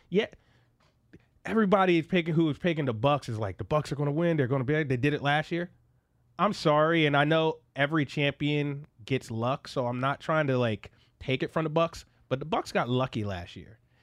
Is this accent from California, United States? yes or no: no; Philadelphia, Pennsylvania, United States; now in Bay Area, United States; I'm from Philly